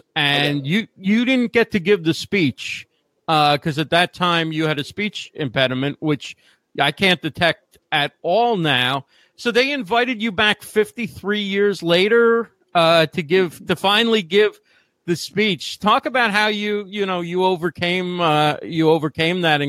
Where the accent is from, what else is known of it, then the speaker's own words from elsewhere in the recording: Westfield, New Jersey, United States; I grew up in New Jersey in Westfield